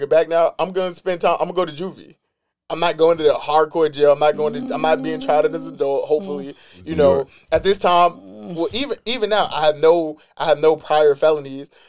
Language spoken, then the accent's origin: English; New York City, New York, United States; Even at 14, the way I'm from East New York